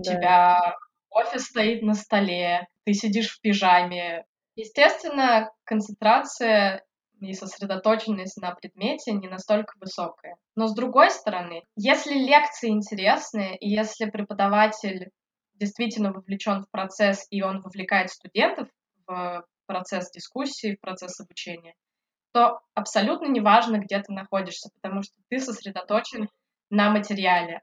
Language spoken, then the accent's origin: Russian; Yekaterinburg, Sverdlovsk Oblast, Russia; moved away as an adult; also born or lived in Votkinsk, Udmurtia / Tomsk; now in London, United Kingdom; Я родилась в Удмуртии, в городе Воткинск. Это родина Петра Ильича Чайковского. На самом деле, наверное, я могу сказать, что я Екатеринбурженка или Свердловчанка. Всю свою жизнь я прожила в Екатеринбурге, я там училась, закончила школу